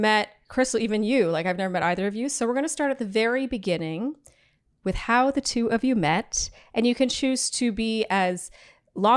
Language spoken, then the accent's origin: English; Canada; I am Canadian